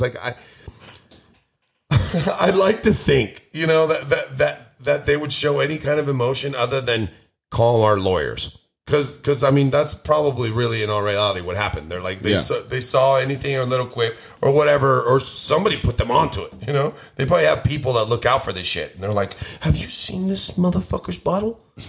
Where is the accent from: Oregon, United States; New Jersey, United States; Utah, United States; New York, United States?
New York, United States; Queens; No, I'm from Jamaica, Queens.